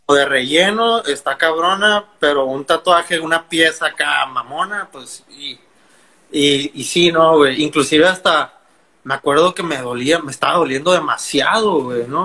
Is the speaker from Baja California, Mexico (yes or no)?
yes; Mexicali, Baja California, Mexico; also born or lived in Ensenada; Nací en Ensenada, pero como a los 3, 4 años me vine a vivir a Mexicali. Entonces, prácticamente, soy de aquí